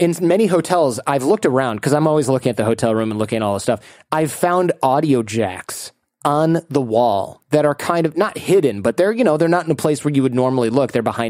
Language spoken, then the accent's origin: English; United States; And I said, look, I'm American. Can I still go?